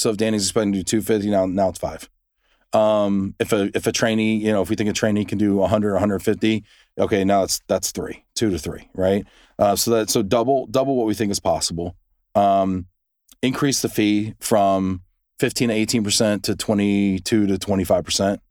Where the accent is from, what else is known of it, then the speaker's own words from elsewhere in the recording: United States; we have short memories over in the, in the U S